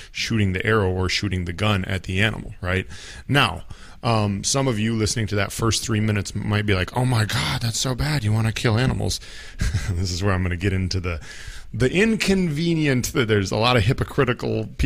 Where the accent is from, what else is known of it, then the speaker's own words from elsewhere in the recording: Minnesota, United States; I'm from Minnesota in the northern part of the United States